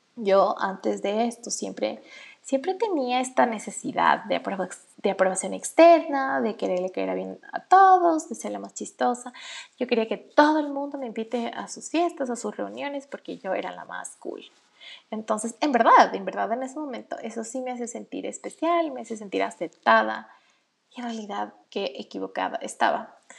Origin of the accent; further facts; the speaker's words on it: Ecuador; en mi país, en Ecuador